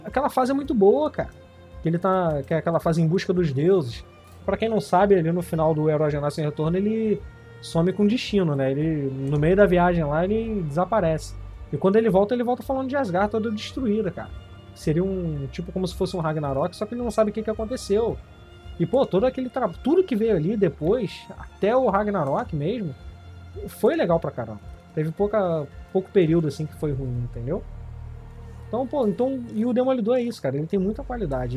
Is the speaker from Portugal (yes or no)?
no; Rio de Janeiro, Brazil; eu sou do Rio